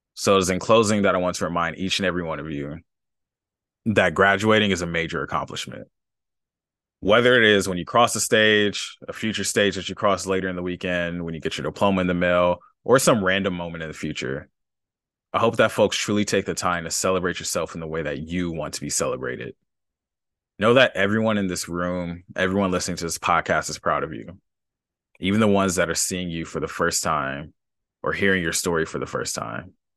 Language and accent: English; Los Angeles, California, United States; I grew up, up in L